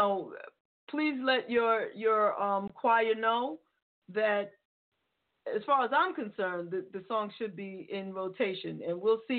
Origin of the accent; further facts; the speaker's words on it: New York City, New York, United States; moved away; I'm a New Yorker. I mean, well, I don't live in New York now, but I'm from the Bronx.